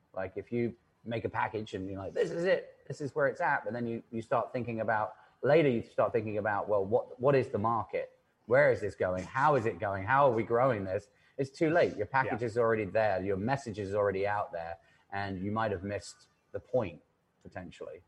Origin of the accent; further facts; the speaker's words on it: England, United Kingdom; moved away as an adult; now in New York, United States; I am English